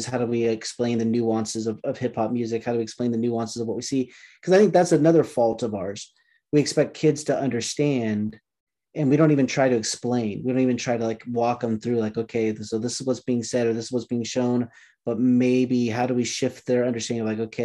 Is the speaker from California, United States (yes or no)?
yes; Southern California, United States; I'm from Southern California